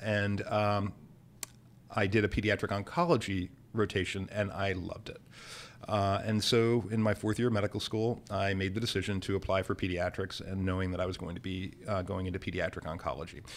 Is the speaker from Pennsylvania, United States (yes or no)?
yes; Bethlehem, Pennsylvania, United States; now in New Orleans, United States; I was born and raised in Bethlehem, Pennsylvania